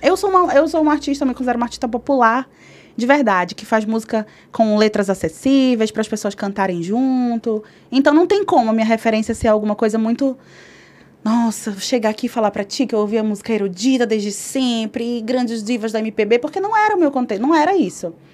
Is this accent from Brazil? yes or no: yes; Belém, Pará, Brazil; moved away as an adult; now in São Paulo, Brazil; Nasci em Belém do Pará, no norte do Brasil